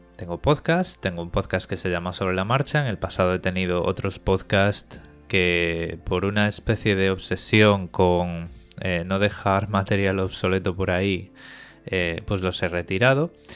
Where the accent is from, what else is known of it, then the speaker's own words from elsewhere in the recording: Vigo, Galicia, Spain; moved away as an adult; also born or lived in Madrid; now in Sydney, Australia; soy eh, natural de Vigo, en Pontevedra, en España